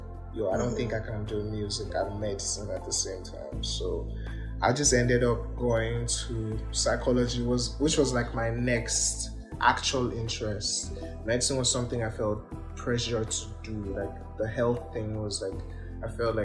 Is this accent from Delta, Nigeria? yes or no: no; Ibadan, Oyo, Nigeria; also born or lived in Kwara State, Nigeria; I was born in Ibadan. I've lived here all my life.